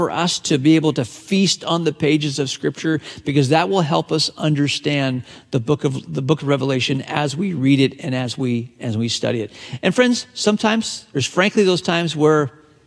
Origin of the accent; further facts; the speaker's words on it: Hong Kong; the British colony of Hong Kong, my hometown